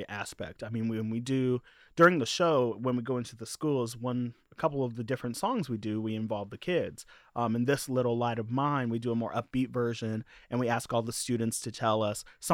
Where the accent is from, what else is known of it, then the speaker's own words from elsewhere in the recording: Marion, Indiana, United States; also born or lived in Louisville, Kentucky; now in Bloomington, United States; I'm from Marion, Indiana